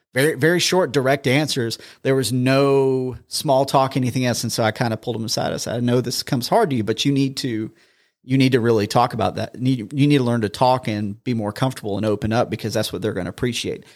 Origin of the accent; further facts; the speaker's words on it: Charleston, South Carolina, United States; moved away as an adult; now in Huntsville, United States; born and raised in Charleston